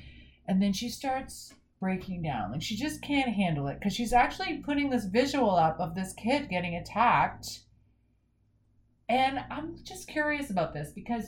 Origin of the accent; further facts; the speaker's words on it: Canada; we're Canadian